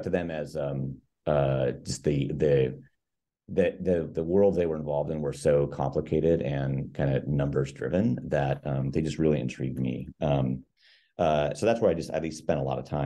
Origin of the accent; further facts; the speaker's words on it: Iowa, United States; moved away as an adult; also born or lived in Minneapolis, Minnesota; now in Seattle, United States; born and raised in Iowa, small river town, southeast corner of the state